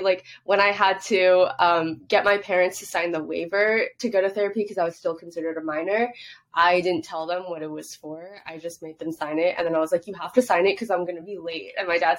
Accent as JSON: {"language": "English", "country": "Hong Kong", "tie": "born or raised there", "said": "I grew up overseas in Hong Kong. So in Asian culture, you don't really talk about your mental health."}